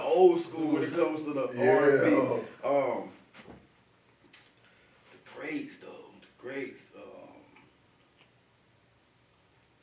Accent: Pensacola, Florida, United States; I'm from here, born and raised, Pensacola, Florida.

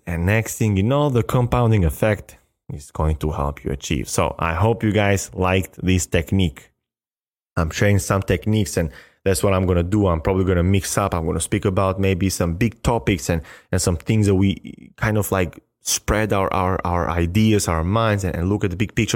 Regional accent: Albania; English is a second language; moved away as an adult; now in United States; my high school in Albania

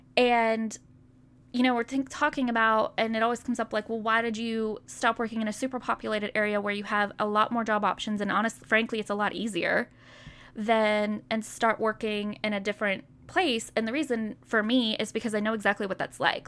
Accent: Pleasantview, United States; I grew up in Pleasantview

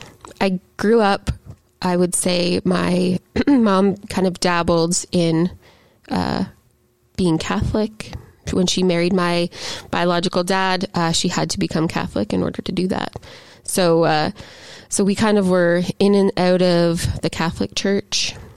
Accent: Gananoque, Ontario, Canada; I grew up from ages 0 to about 15 all over the Gananoque, Lansdowne kind of region of Ontario, all around the St. Lawrence.

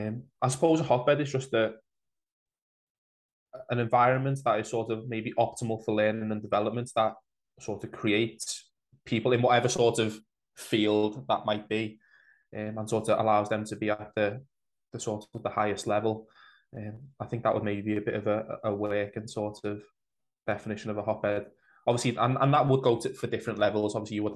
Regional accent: Huyton, North West England, United Kingdom; growing up in Highton and being from Highton

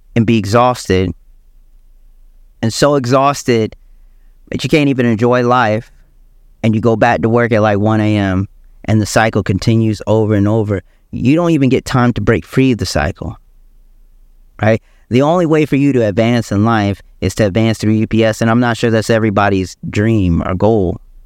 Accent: South Carolina, United States; also born or lived in Michigan; I was born in Michigan, but I grew up in South Carolina

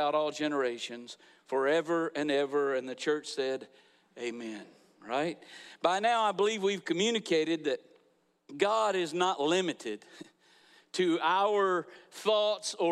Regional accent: Niceville, Florida, United States; moved away as an adult; also born or lived in Valparaiso, Florida; this is where Becky and I grew up

